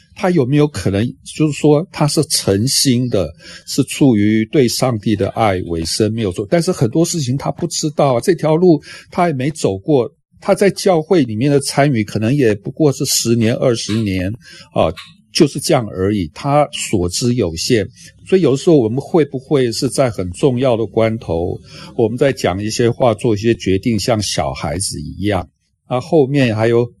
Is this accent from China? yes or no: no; Taiwan; 我们台湾这边